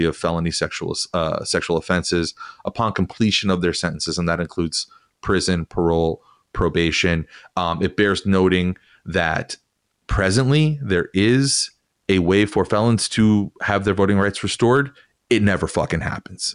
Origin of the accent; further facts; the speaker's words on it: Las Vegas, Nevada, United States; moved away; I come from Nevada, I come from Vegas